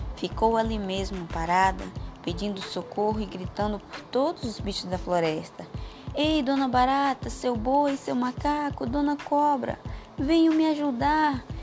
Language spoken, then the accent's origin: Portuguese; São Félix do Xingu, Pará, Brazil; sou de São Félix do Xingu, Pará